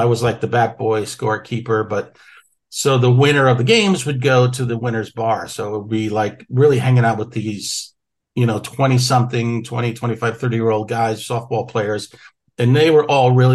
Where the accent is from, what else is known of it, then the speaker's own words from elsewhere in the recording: Waterbury, Connecticut, United States; my hometown in Waterbury, Connecticut, a little factory town